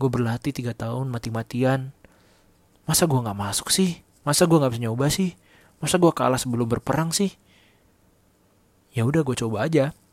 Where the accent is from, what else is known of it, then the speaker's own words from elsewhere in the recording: Medan, North Sumatra, Indonesia; also born or lived in Bekasi; now in Tangerang, Indonesia; gue asal Medan tapi gue kelahiran Bekasi jangan salah lahir Bekasi besar di Medan